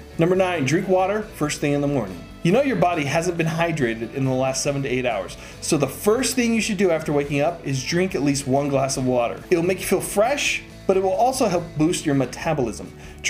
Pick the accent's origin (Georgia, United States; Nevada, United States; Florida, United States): Nevada, United States; Las Vegas; as a kid growing up in Vegas, playing outside in the August heat.